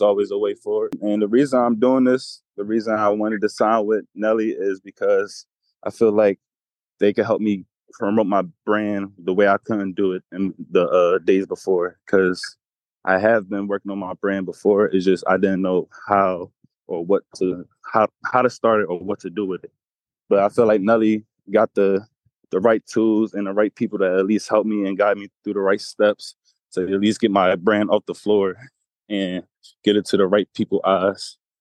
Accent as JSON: {"language": "English", "town": "Philadelphia", "region": "Pennsylvania", "country": "United States", "said": "I'm from Philadelphia, P A."}